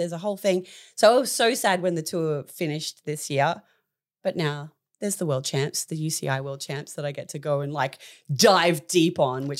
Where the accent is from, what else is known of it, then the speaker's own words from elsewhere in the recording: Australia; So in 2001 in Fukuoka, Japan, we as an Australian team beat the US in the gold medal tally.